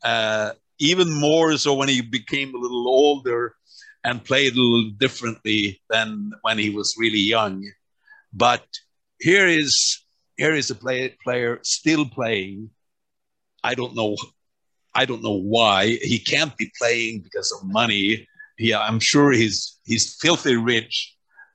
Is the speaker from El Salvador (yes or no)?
no; Örnsköldsvik, Västernorrland County, Sweden; moved away; From my hometown